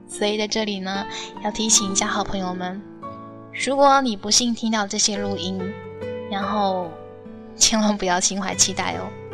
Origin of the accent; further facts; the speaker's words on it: Fuzhou, Fujian, China; 我的福州话还只能停留在简单的交流